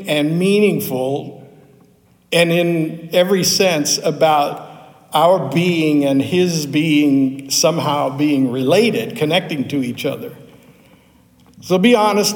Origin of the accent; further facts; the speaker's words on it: Pittsburgh, Pennsylvania, United States; I grew up in Pittsburgh